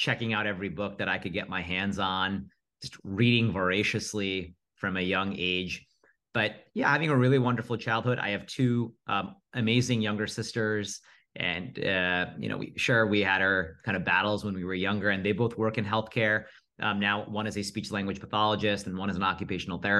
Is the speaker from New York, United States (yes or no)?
yes; Rockland County, New York, United States; I was born and raised in Rockland County, really nice NYC commuter suburbs.